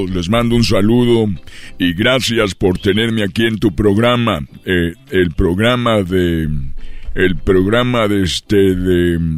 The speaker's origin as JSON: {"language": "Spanish", "region": "Guanajuato", "country": "Mexico", "said": "Soy de Guanajuato y de Guanajuata."}